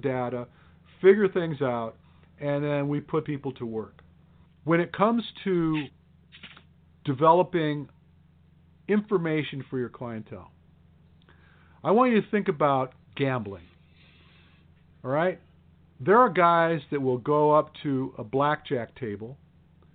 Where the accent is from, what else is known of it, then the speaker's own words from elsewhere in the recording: Detroit, Michigan, United States; I came from Detroit